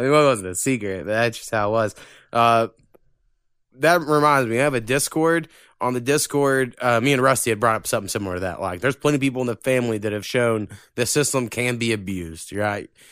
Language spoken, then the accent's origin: English; Oklahoma, United States; we're from Oklahoma